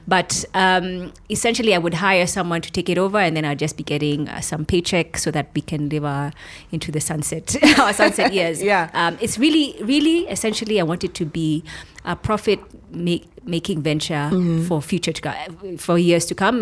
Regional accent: Kenya; moved away as an adult; also born or lived in United States; I felt that now I've come back to my country. Mm-hmm. I have the freedom because I'm a Kenyan.

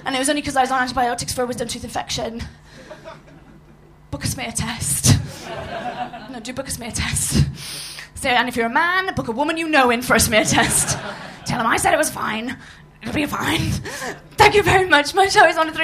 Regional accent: Swansea, Wales, United Kingdom; I'm a Welsh Iraqi from the Bay of Swansea, the South Wales Valleys

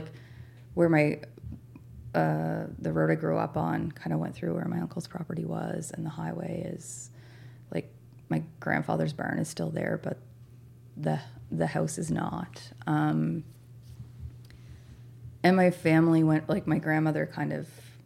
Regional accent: Nova Scotia, Canada; moved away as an adult; also born or lived in Saskatchewan; now in Newfoundland, Canada; the place that I grew up in Nova Scotia

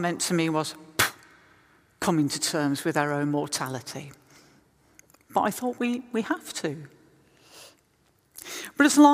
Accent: West Midlands, United Kingdom; moved away; I was in the West Midlands, my hometown

